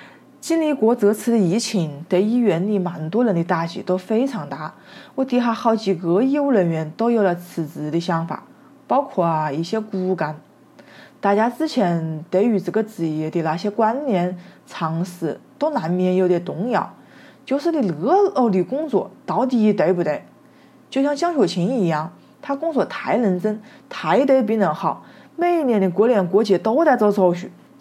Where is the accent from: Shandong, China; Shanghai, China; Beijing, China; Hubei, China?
Hubei, China; Wuhan; 作为武汉人，我们哪一个不热爱自己的城市？